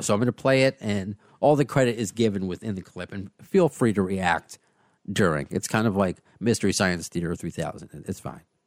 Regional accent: United States; the American

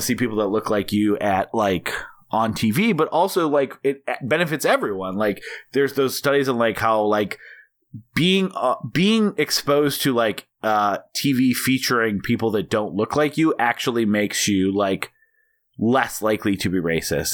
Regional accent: Montana, United States; also born or lived in North Dakota; I grew up mostly in Montana and North Dakota

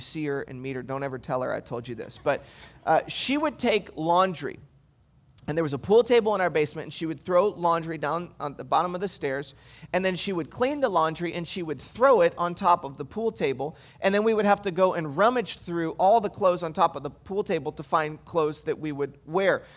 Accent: Michigan, United States; moved away; I grew up in Michigan

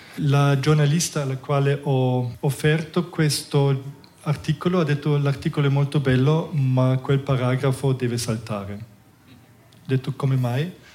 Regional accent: Germany; Italian is a second language; moved away as an adult; now in Ticino, Switzerland; sono cresciuto in Germania, ehm, sono venuto in Ticino

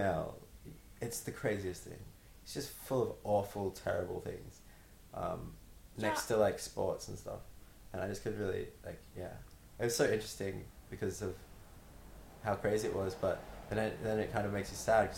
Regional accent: Brisbane, Queensland, Australia; I've been here for my whole life

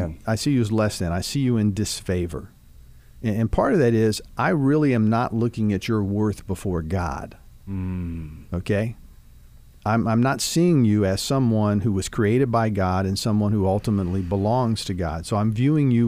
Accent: Dayton, Ohio, United States; now in Kentucky, United States; growing up in Dayton, Ohio

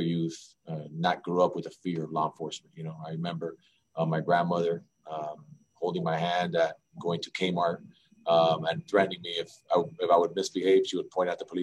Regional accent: Miami, Florida, United States; Just a kid from Miami, man. Grew up here

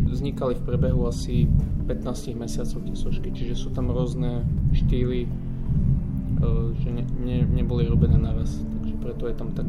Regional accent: Bardejov, Prešov Region, Slovakia; moved away; Bardejov je moje rodné mesto, takže je to taká moja, ako sa povie, srdcovka.

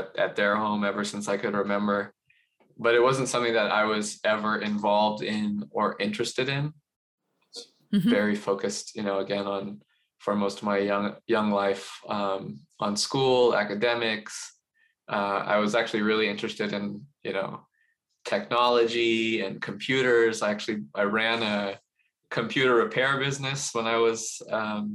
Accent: Los Angeles, California, United States; I was born in Los Angeles, in the suburb of Los Angeles, heavily Asian American suburb of Los Angeles. And I grew up in a very, I don't know what you might describe as like a safe and very insulated community

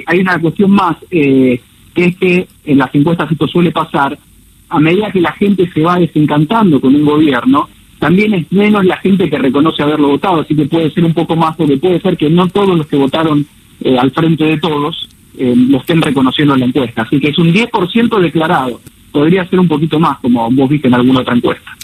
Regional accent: Argentina; moved away as an adult; now in Miami, United States; mi consultora está acá en Miami, soy argentino, pero hace 5 mm. o 6 años que, vivo acá

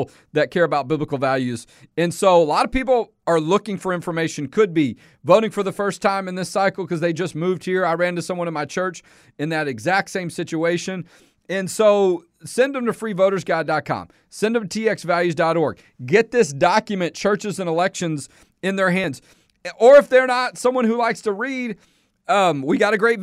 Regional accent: Houston, Texas, United States; now in Central Texas; I was in East Houston, where I grew up, my old stomping ground, East Side

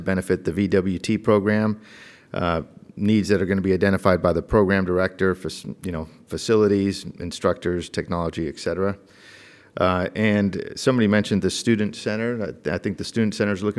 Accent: St. Helena, California, United States; born and raised in St. Lena

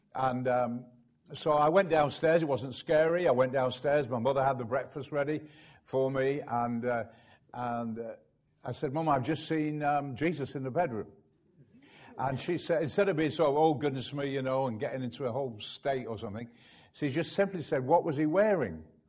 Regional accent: United Kingdom; I'm British

